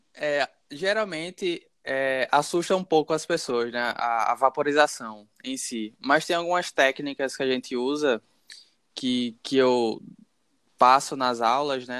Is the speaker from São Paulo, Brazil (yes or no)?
no; Maceió, Alagoas, Brazil; also born or lived in Caruaru, Pernambuco; Nasci em Caruaru, Pernambuco, mas cresci em Maceió, então sou maceoense de coração